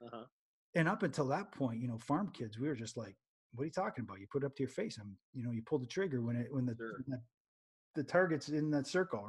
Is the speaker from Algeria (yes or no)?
no; Canada; moved away; I'm originally from Canada